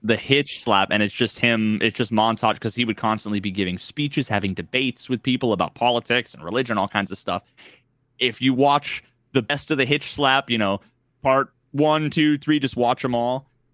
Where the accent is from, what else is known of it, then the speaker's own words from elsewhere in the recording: New England, United States; I grew up in New England